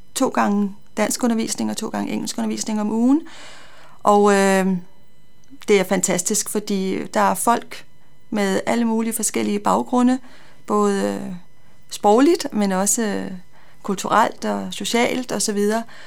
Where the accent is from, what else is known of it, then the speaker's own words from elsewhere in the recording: North Zealand, Capital Region of Denmark, Denmark; moved away as an adult; now in Copenhagen, Denmark; jeg kommer fra Nordsjælland, øh, har boet der i mange, mange år